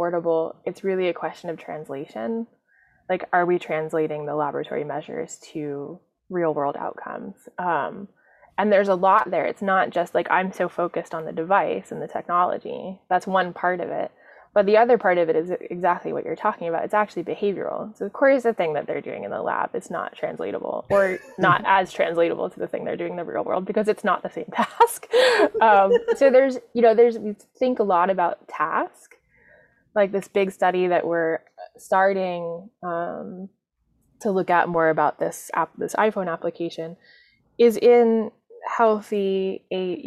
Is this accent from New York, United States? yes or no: yes; New York City, New York, United States; I'm a New Yorker